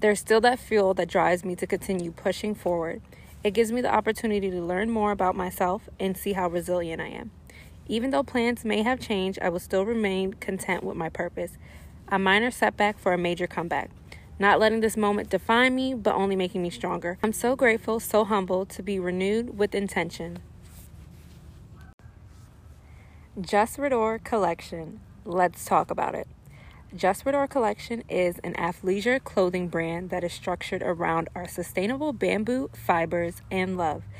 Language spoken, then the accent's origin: English; Silver Spring, Maryland, United States; moved away as an adult; also born or lived in New York; I'm from Silver Spring, Maryland, born and raised. Moved to New York for college